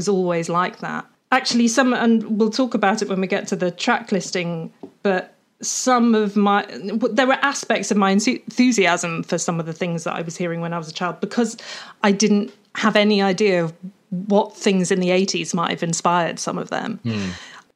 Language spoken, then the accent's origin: English; Welsh countryside, Wales, United Kingdom; I was growing up in the Welsh countryside